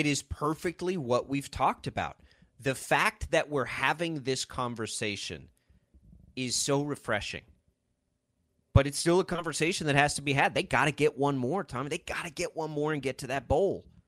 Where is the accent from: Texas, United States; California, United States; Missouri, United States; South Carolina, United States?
Texas, United States; Texas Panhandle, United States; now in Kansas, United States; I grew up in the Texas Panhandle